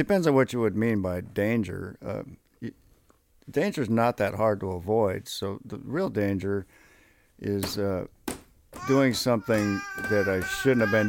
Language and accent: English; Deadwood, South Dakota, United States; I was born in Deadwood, South Dakota.